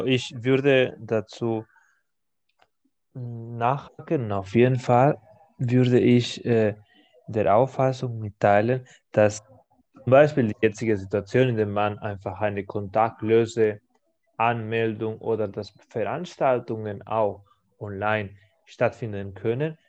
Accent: Spain; German is a second language; in meiner Heimat, in Spanien

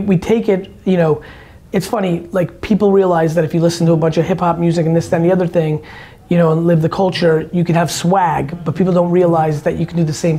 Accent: New Jersey, United States; I grew up in Jersey

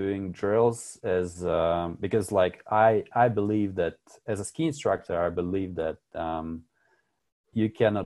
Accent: Latvia; first language Russian; English is a second language; moved away as an adult; now in the Alps; I'm from Latvia

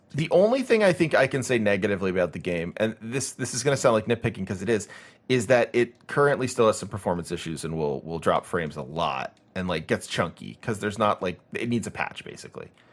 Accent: United States; growing up in America

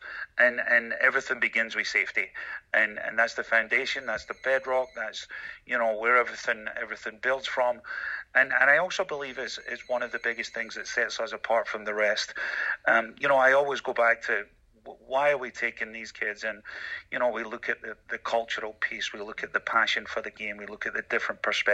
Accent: Glasgow, Scotland, United Kingdom; moved away; as a 12-year-old high school student in Scotland, in Glasgow, Scotland, growing up in Glasgow

